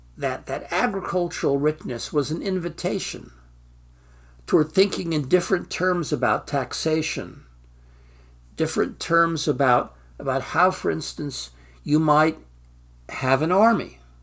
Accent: Stockton, California, United States; moved away as an adult; I'm from Stockton, California, the asparagus capital of the free world

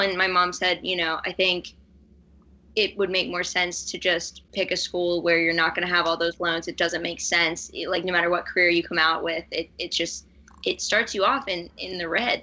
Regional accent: Pittsburgh, Pennsylvania, United States; I was raised in Pittsburgh, Pennsylvania.

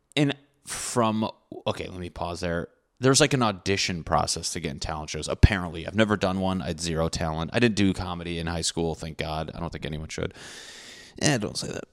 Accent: Connecticut, United States; I'm from Connecticut

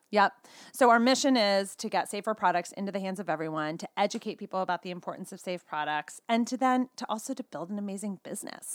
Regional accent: California, United States; now in Boulder, United States; I'm truly a California girl at heart, but currently, my family and I live in Boulder, Colorado

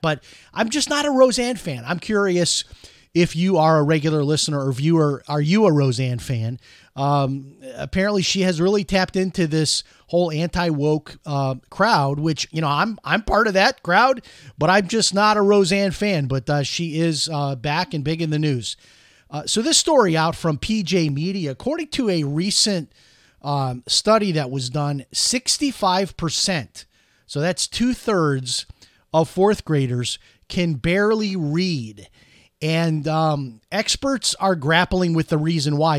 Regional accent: Chicago, Illinois, United States; now in Orlando, United States; growing up in Chicago

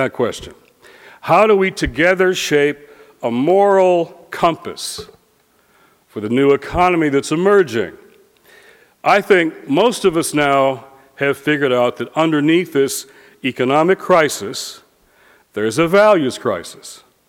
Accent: Detroit, Michigan, United States; now in Washington, United States; Detroit, my hometown

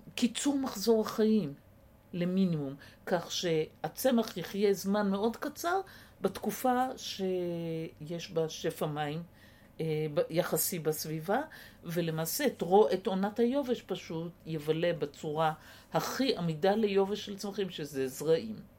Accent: Israel; הקיבוץ שגדלתי בו

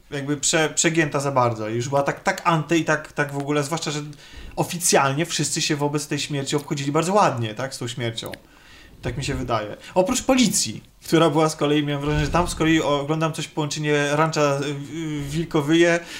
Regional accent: Warsaw, Masovian Voivodeship, Poland; jestem ja w mojej miejscowości, ja jestem z Warszawy

